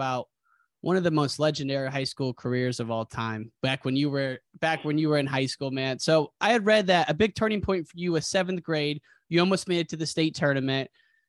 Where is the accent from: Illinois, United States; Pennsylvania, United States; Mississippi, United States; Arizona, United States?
Illinois, United States; Western; moved away; also born or lived in California; I grew up in the Quad Cities, Western Illinois, and our claim to fame is that we're on Interstate 80.